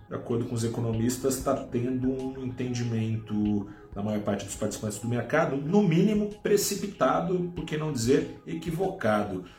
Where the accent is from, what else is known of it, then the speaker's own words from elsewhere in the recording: Brazil; como brasileiros que somos